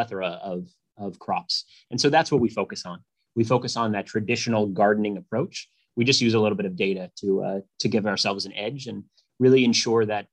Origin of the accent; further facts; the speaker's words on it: Rhode Island, United States; moved away; also born or lived in Pittsburgh / Boston / New York; I grew up in Rhode Island